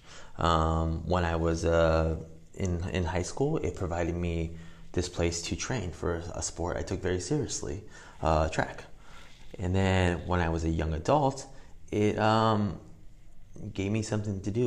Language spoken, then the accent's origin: English; Whittier, California, United States; I grew up running in Whittier Hills